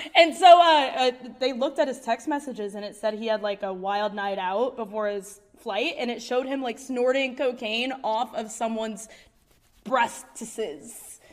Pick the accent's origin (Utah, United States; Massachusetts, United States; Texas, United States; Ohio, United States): Ohio, United States; I'm from Ohio.